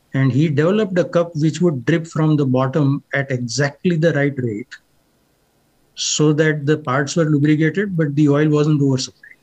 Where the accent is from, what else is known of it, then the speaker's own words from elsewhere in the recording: India; moved away; We may be from the same country